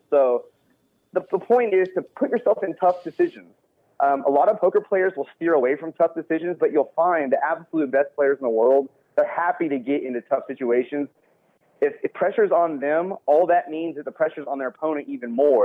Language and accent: English; Texas, United States; I'm from Texas